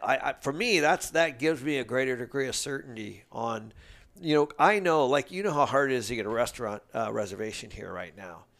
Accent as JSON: {"language": "English", "town": "Seattle", "region": "Washington", "country": "United States", "tie": "born or raised there", "said": "I grew up in Seattle"}